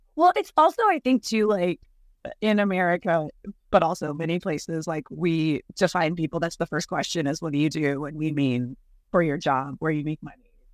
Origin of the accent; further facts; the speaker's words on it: California, United States; also born or lived in Chicago, Illinois; was born in Chicago, but we moved to California when I was three